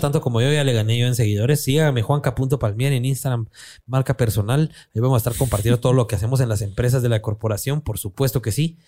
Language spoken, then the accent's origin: Spanish; Guatemala; somos los chapines